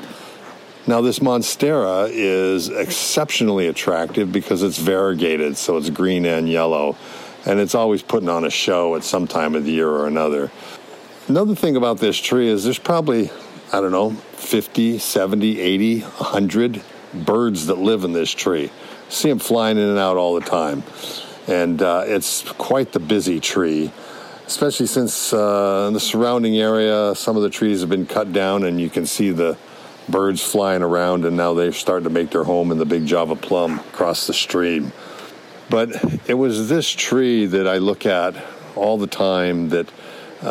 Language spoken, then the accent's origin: English; Hawaii, United States; I grew up in Hawaii